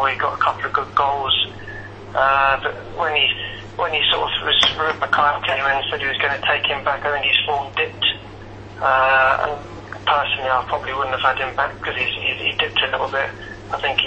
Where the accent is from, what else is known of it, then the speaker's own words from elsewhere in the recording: London, United Kingdom; My mum's from Holmfirth in West Yorkshire, in Huddersfield, so that's why I was born in Huddersfield, but I was born in London.